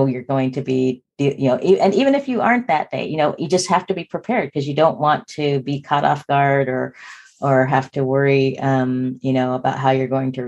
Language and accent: English; Spokane, Washington, United States; we grew up in Spokane, Washington, which when I was born in 1964 was less than 1% Black.